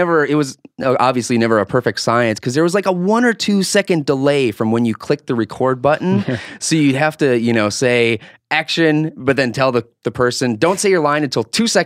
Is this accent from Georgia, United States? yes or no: no; Harwood, North Dakota, United States; The situation was it's a little town right outside of Fargo, North Dakota, called Harwood.